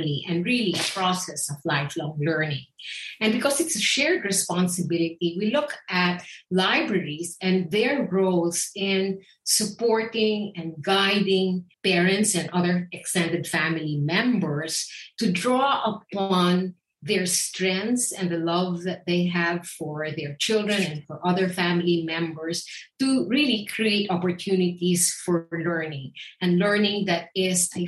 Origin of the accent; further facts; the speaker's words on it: Philippines; now in United States; I grew up in the Philippines